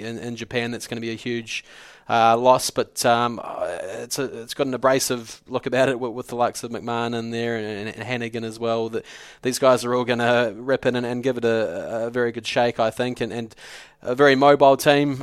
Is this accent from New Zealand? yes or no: yes; New Zealand; I'm a New Zealander